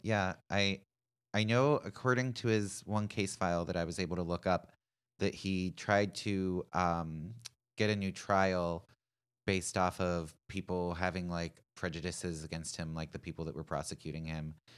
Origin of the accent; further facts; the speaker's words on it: Pittsburgh, Pennsylvania, United States; my hometown of Pittsburgh